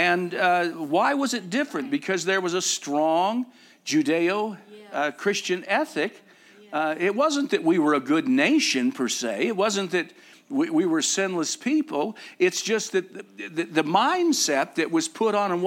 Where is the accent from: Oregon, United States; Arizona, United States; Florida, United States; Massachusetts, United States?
Arizona, United States; I'm from Arizona.